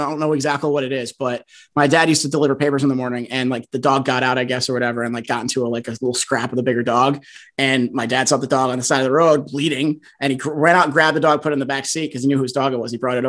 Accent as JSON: {"language": "English", "town": "New Haven", "region": "Connecticut", "country": "United States", "tie": "born or raised there", "said": "I grew up in the New Haven area."}